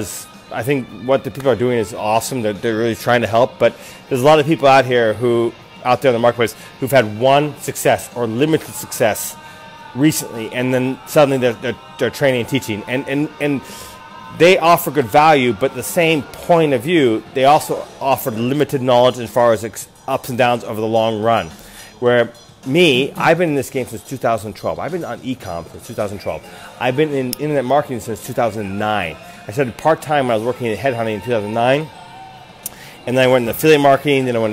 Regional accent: United States; also born or lived in Japan; I'm American

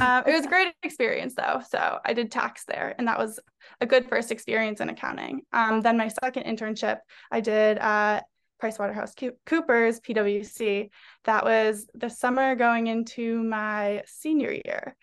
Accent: North Andover, Massachusetts, United States; moved away as an adult; also born or lived in New York; I'm from Massachusetts, specifically North Andover, Massachusetts, so just thirty minutes north of Boston

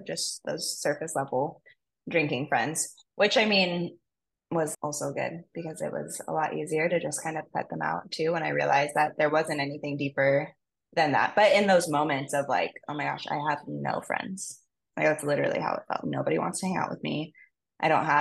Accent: Maui, Hawaii, United States; I'm from Maui and I grew up here

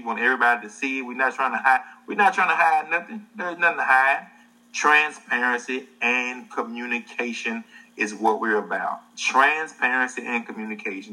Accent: the South, United States; I'm from the South. We're both from the South

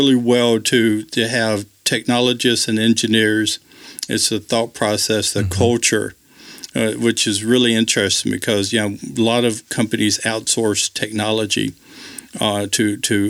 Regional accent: Deep South, United States; It was different growing up in the Deep South.

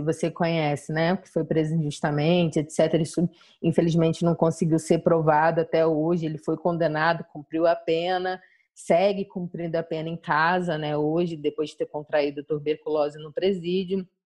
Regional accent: Jardim Catarina, Rio de Janeiro, Brazil; Sou do Jardim Catarina

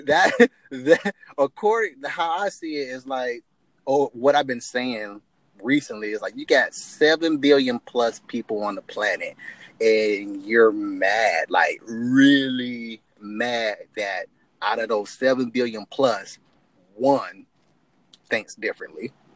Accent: United States; I grew up in America

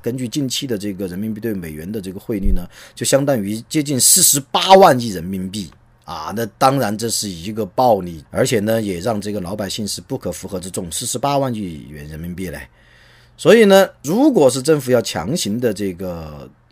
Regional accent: China; 我们中国人

